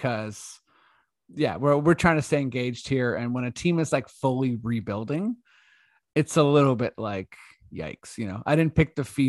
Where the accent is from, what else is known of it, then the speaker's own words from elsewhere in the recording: Canada; We're Canadian.